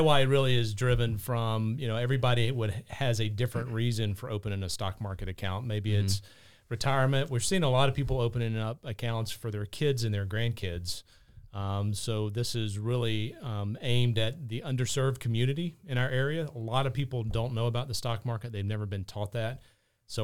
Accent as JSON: {"language": "English", "town": "North Augusta", "region": "South Carolina", "country": "United States", "tie": "born or raised there", "also_born_or_lived": "St. Louis / Charlotte / Cleveland / Aiken", "moved": "as an adult", "said": "I was born and raised in North Augusta. So I love the CSRA. It's mm-hmm. Born and raised. I did move off, lived in St. Louis, Charlotte, and Cleveland for a number of years. Came back about 20 years ago, live in Aiken now."}